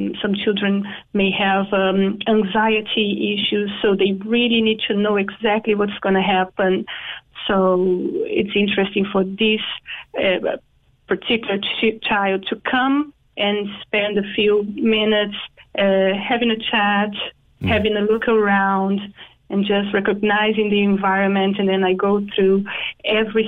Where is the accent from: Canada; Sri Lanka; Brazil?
Brazil; moved away as an adult; also born or lived in Dublin / Singapore; now in Cork, Ireland; I'm from Brazil